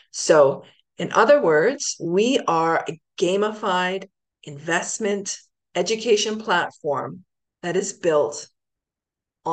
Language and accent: English; Ancaster, Ontario, Canada; also born or lived in Hamilton; was born in Hamilton, and then we moved to Ancaster